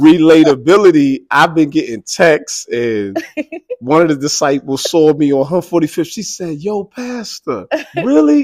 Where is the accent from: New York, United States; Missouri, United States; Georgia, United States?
New York, United States; New York City; also born or lived in Harlem; born and raised in the South Bronx